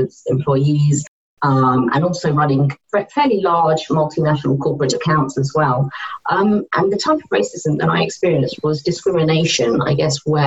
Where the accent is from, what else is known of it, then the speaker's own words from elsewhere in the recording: United Kingdom; So I was born here.